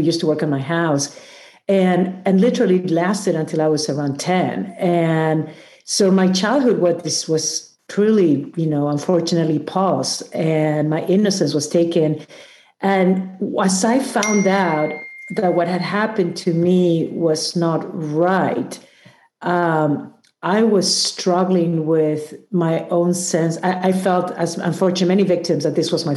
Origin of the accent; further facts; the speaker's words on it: Peru; I come from Peru, and even though I grew up in a beautiful country that is full of mountains